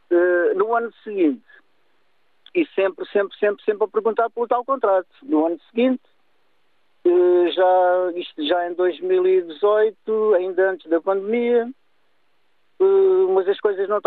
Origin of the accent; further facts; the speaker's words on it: Lagos, Faro, Portugal; moved away as an adult; now in Santarém, Portugal; sou de Lagos, vivo em Santarém já há uns anos, estou casado aqui com uma senhora de Santarém